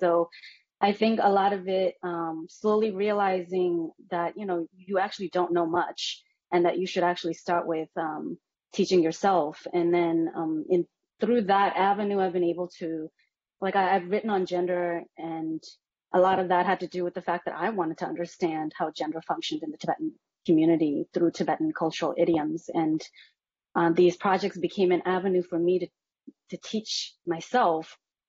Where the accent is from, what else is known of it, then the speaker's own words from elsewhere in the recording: Massachusetts, United States; And I think that's basically been my experience growing up in Massachusetts too.